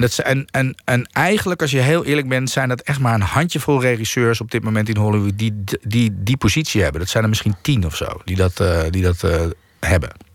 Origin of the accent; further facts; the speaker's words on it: Netherlands; ik ben gewoon wel hier opgegroeid en ik voel mij wel hier thuis.